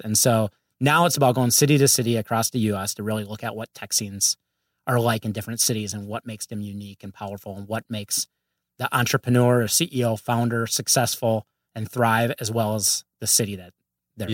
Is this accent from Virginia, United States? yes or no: no; Minnesota, United States; moved away as an adult; now in Los Angeles, United States; grew up, uh, and raised in Minnesota. And, uh, I've been out there for about forty years